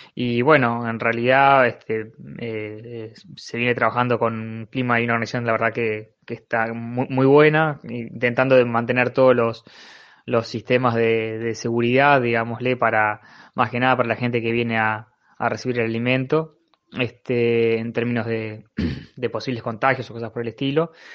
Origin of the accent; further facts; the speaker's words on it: Montevideo, Uruguay; soy vecino de Pajas Blancas